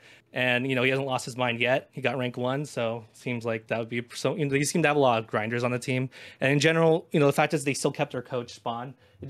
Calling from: Los Angeles, California, United States; I'm calling from cold, rainy Los Angeles, California.

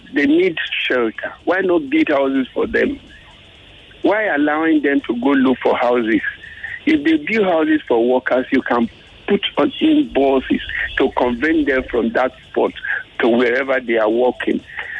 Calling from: Ikotun, Lagos, Nigeria; I'm calling from the Ikotun area.

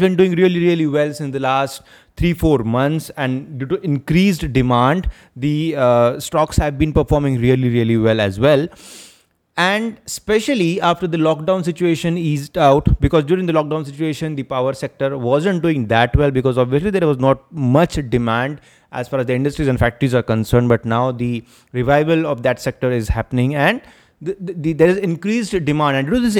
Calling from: Maharashtra, India; in many parts of India, and I am speaking from Maharashtra. There is a power crunch which we are witnessing here in Maharashtra as well.

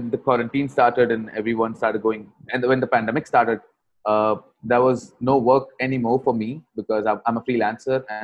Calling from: Bangalore, Karnataka, India; Right. I'm coming from Bangalore, India.

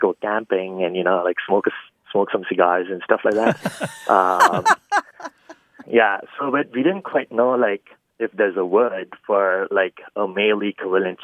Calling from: Austin, Texas, United States; I'm calling from Austin, Texas.

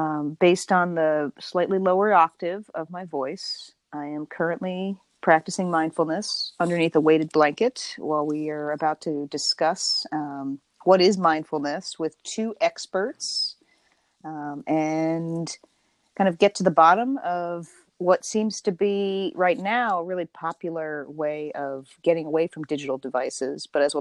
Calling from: St. Petersburg, Florida, United States; I am phoning in from St. Petersburg, Florida

